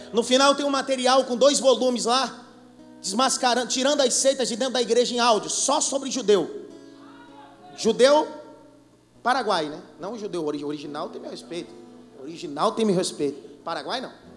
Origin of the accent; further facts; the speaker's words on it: Pernambuco, Brazil; sou pernambucano da gema